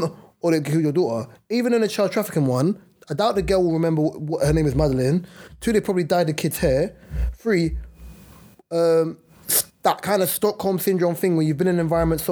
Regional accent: United Kingdom; because we're British, right, that we kind of reign supreme and we're the number ones

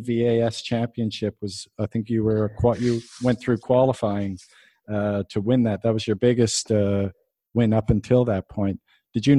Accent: Canada; I'm Canadian

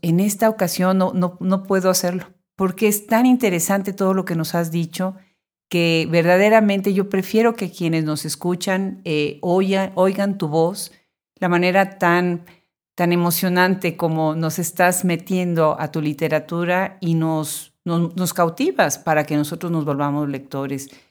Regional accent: Puebla, Mexico; yo soy originariamente de Puebla

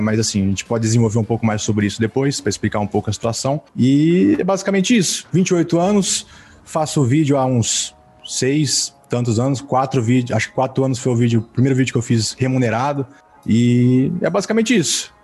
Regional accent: Mirassol, São Paulo, Brazil; eu sou de uma cidade do interior chamada Mirassol

